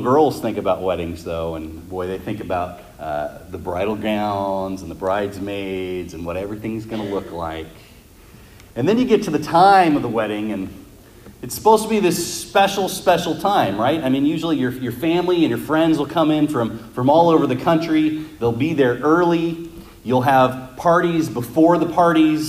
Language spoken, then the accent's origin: English; Las Vegas, Nevada, United States; We're from Las Vegas